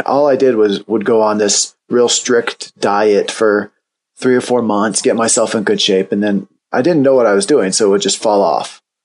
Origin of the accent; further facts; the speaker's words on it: Indiana, United States; I grew up in Indiana